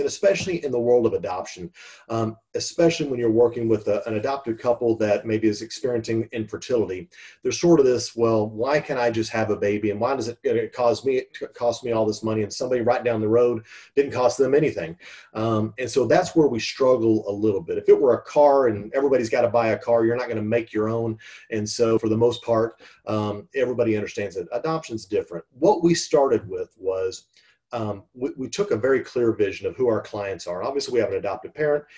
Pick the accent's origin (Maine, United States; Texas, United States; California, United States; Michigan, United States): Texas, United States; born and raised in Texas